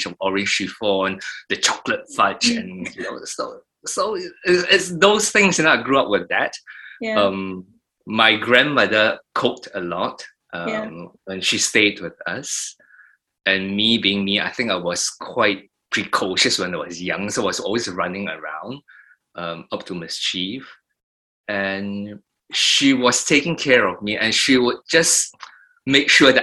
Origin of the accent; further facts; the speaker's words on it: Singapore; moved away; we moved from Queenstown to Thompson Hills in the early 70s